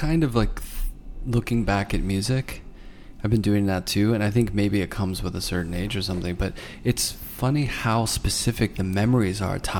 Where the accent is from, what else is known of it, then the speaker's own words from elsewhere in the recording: Pittsburgh, Pennsylvania, United States; I grew up in Pittsburgh and it was like right in this not so great neighborhood, you know. It was a really seedy place